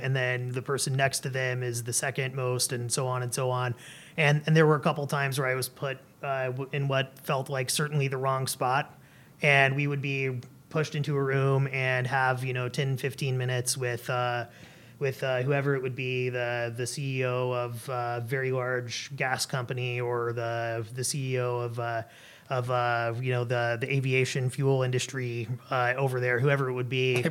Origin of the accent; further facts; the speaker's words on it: Atlanta, Georgia, United States; also born or lived in Washington, D.C.; now in Alaska, United States; I was born and raised in Atlanta, Georgia. I lived for a while in uh, Washington D.C.